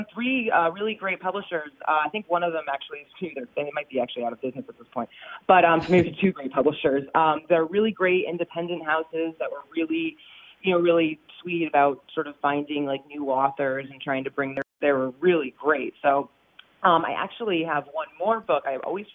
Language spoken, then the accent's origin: English; Hamden, Connecticut, United States; I lived here in Hamden my entire life, until I was 28